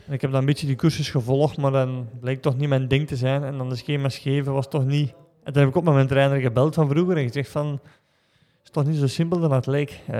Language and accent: Dutch; Belgium; Dus uh, weet bij als Belg dat zo van, ja